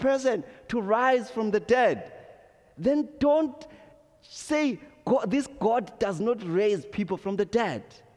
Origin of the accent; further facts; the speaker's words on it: Zimbabwe; moved away; growing up in Zimbabwe